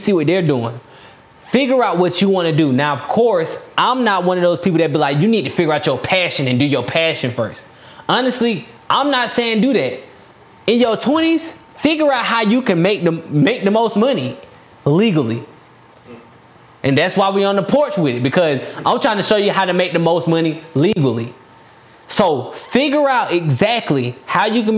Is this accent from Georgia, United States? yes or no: yes; DeKalb County, Georgia, United States; now in Stockbridge, United States; I'm from DeKalb County